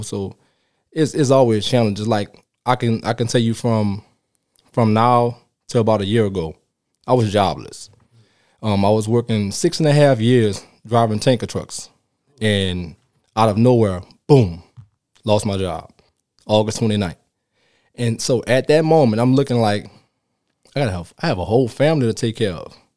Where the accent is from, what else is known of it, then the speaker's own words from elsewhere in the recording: New Orleans, Louisiana, United States; moved away; I'm from New Orleans, Louisiana. I started playing down there